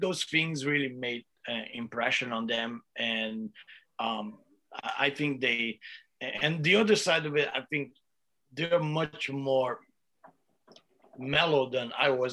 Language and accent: English; Brazil; now in United States; I come from Brazil, uh, and and you know, we were really poor. You know, my mom had to take care of me and Igor and my sister, and we used we li- we used to live in one little shack uh, in the back back room of my grandma's house